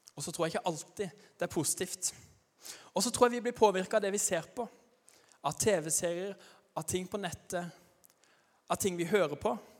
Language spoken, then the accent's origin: Norwegian; Arendal, Agder, Norway; accent: Arendal dialect (not very broad); Jeg kommer fra Arendal, men jeg er ikke noe godt forbilde når det gjelder arendalsdialekta, for den er ikke, den er ikke veldig brei